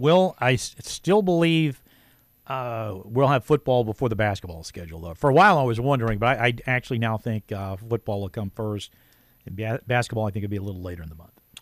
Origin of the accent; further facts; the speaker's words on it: Marshall County, Kentucky, United States; also born or lived in Mayfield, Kentucky; I'm from Marshall County